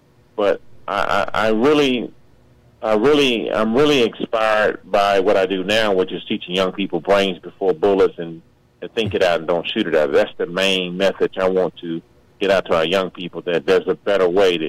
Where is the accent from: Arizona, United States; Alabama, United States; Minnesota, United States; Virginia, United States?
Alabama, United States; Birmingham; Birmingham, Alabama.